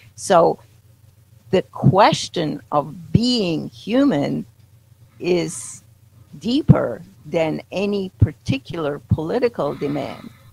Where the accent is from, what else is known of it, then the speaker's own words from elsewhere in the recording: Poland; moved away; I grew up in Poland, but was socialist Poland at the time